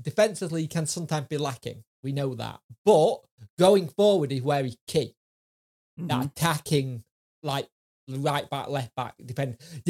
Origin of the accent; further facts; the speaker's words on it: Yorkshire and the Humber, United Kingdom; I'm a Yorkshire lad.